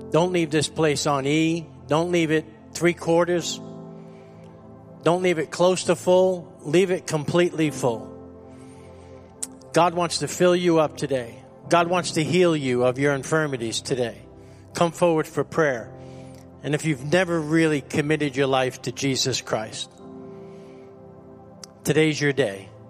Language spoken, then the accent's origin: English; New York, United States; Growing up in New York, I would always hear this said to me … you're full of yourself.